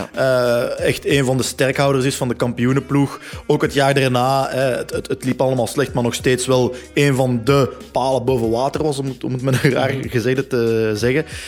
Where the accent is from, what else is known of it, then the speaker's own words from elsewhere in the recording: Leuven, Flanders, Belgium; Bij ons in Leuven